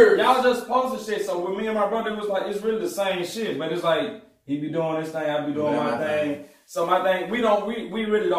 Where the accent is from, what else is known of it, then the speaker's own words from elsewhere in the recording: Jackson, Mississippi, United States; I grew up in Jackson. Right. I'm from South Jackson. Like, that's the region where I'm from